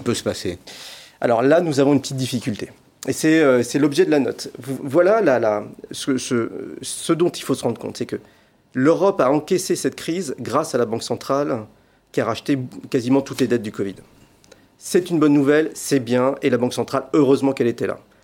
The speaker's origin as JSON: {"language": "French", "country": "France", "said": "en tant que Français"}